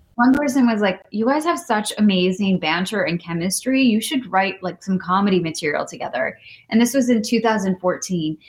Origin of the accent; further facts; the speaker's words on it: Midwest, United States; I grew up in the Midwest with mm-hmm. not many other Indian kids around